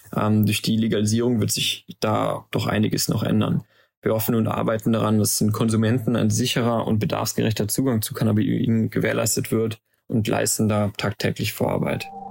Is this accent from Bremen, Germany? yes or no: no; Aachen, North Rhine-Westphalia, Germany; also born or lived in Maastricht; unserer Heimatstadt Aachen